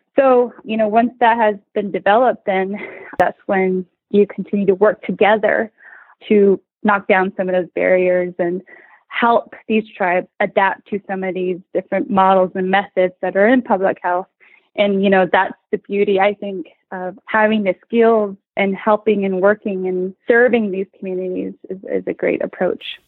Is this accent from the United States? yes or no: yes; New Mexico, United States; now in Portland, United States; I'm originally from Vicente, New Mexico. It's a small rural community